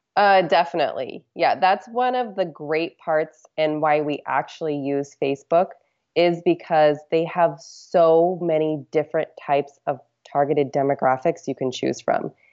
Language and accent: English; Alaska, United States; I'm from Alaska, so we did a lot of ocean fishing.